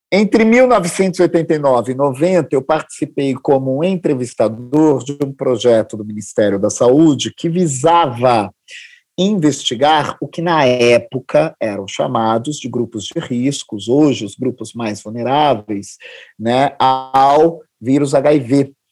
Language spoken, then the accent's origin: Portuguese; Northeast Region, Brazil; Vim também da periferia, vim do Nordeste, sou deficiente auditivo, né?